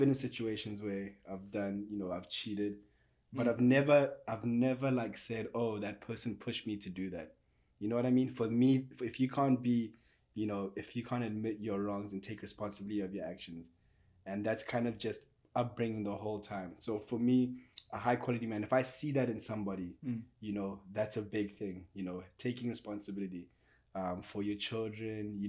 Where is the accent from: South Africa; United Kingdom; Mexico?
South Africa; moved away as an adult; now in Portland, United States; I'm South African. When I got here, 6 years I've lived here